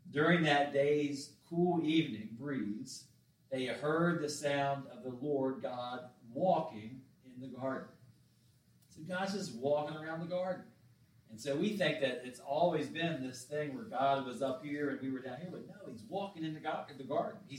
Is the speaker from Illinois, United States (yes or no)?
no; Summit Point, West Virginia, United States; we had one store growing up in Summit Point. Of course, Ranson had a couple